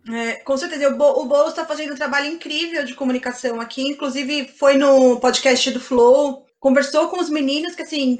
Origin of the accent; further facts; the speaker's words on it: São Bernardo do Campo, São Paulo, Brazil; Eu sou de São Bernardo, não sou de São Paulo